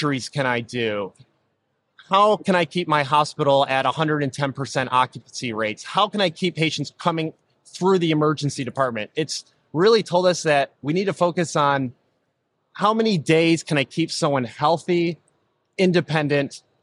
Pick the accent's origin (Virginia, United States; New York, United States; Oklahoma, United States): New York, United States; Rochester; I was born and raised in Rochester, New York